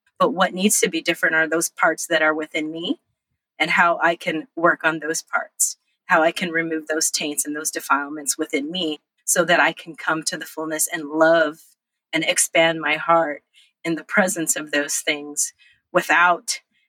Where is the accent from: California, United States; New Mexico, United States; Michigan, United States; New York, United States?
California, United States; Los Angeles; also born or lived in Monterey Bay; And I was born in Monterey Bay in California. We traveled up and down the coast all the way to Los Angeles, where I grew up, and all over the state of California.